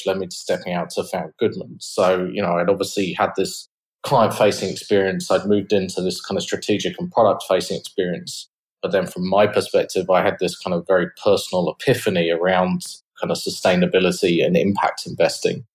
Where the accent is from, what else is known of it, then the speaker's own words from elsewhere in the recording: England, United Kingdom; moved away as an adult; now in Australia; as you can probably tell from my accent, I'm from the UK originally.